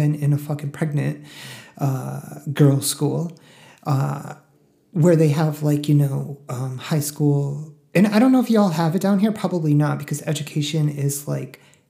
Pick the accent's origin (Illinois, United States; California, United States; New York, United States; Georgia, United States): New York, United States; the Northeast; now in Texas, United States; I'm from the Northeast